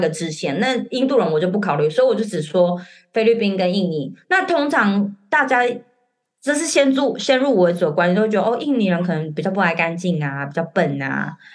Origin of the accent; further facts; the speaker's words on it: Taiwan; moved away as an adult; now in Hong Kong; 我是台湾人，然后先生是外国人